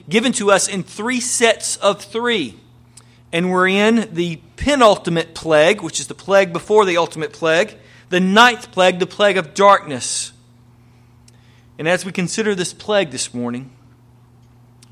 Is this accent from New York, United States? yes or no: no; North Carolina, United States; moved away; back home to where I grew up in North Carolina, out in the middle of the country